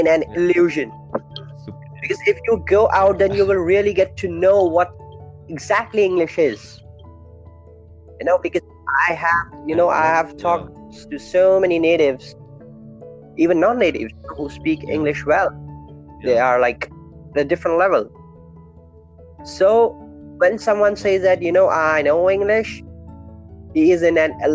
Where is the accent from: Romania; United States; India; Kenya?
India; English is a second language; Being an Indian